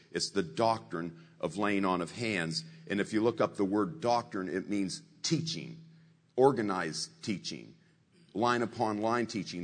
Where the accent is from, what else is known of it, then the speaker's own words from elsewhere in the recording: Warren, Ohio, United States; moved away; I'm simple folk from Warren, Ohio, a town of 50,000